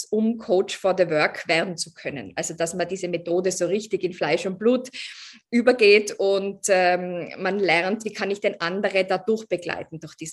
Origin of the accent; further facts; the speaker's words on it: Tyrol, Austria; now in Vienna, Austria; ich bin ursprünglich aus Tirol, aber ich wohne in Wien schon seit, ich weiß nicht, acht Jahren oder so